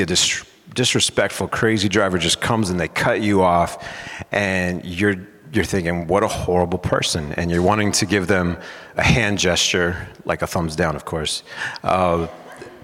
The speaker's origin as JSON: {"language": "English", "town": "San Diego", "region": "California", "country": "United States", "tie": "born or raised there", "moved": "as an adult", "lives_now": "Mount Pleasant, United States", "said": "I'm originally from San Diego, California. I lived there most of my life up until 11 years ago"}